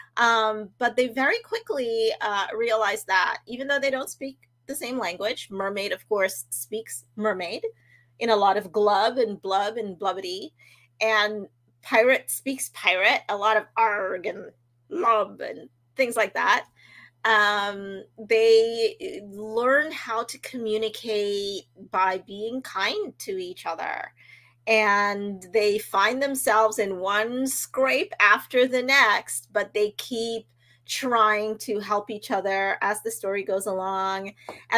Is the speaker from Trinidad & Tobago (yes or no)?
yes; Trinidad & Tobago; growing up in Trinidad in the Caribbean